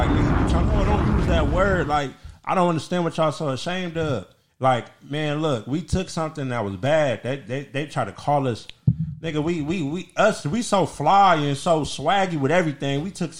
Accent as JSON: {"language": "English", "country": "United States", "said": "I'm from America."}